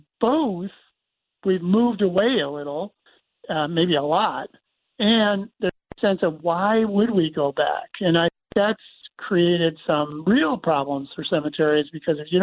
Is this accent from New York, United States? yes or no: yes; Syracuse, New York, United States; I grew up in Syracuse in this cemetery, 200-acre cemetery.